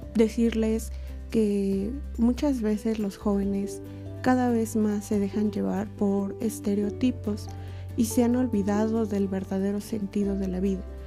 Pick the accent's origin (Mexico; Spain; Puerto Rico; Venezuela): Mexico; Toluca, State of Mexico; Soy originaria de Toluca, Estado de México